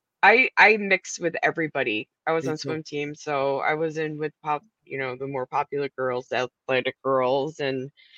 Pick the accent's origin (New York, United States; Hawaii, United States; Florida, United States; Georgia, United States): New York, United States; Oneonta; I grew up in Oneonta, and I graduated with like maybe 150 people